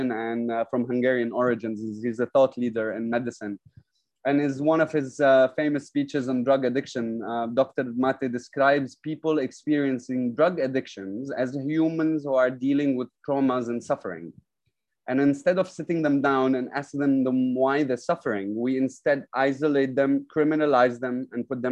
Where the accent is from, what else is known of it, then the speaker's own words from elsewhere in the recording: Lebanon; now in Dubai, United Arab Emirates; I'm from Lebanon